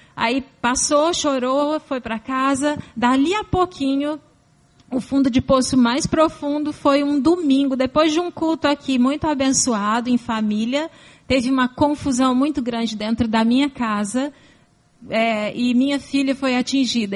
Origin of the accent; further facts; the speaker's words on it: São Paulo, Brazil; Eu nasci em São Paulo, capital. lá pros lados de Santo Amaro